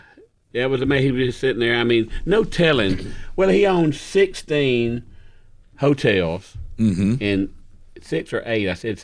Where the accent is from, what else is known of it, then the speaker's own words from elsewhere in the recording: Dothan, Alabama, United States; And I said, "Well, I'm from Dothan.